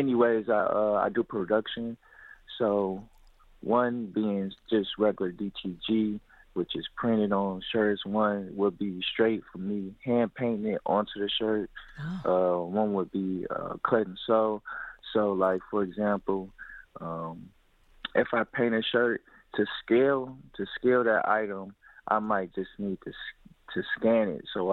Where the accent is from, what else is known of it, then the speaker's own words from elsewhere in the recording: Detroit, Michigan, United States; I was born and raised in Detroit, Michigan, on the west side